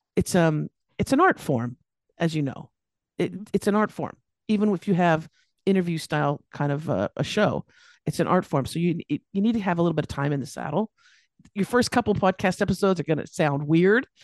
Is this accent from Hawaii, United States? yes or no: no; Los Angeles, California, United States; moved away as an adult; now in Australia; I'm here in Australia now, and I, but I was born and raised in California, Los Angeles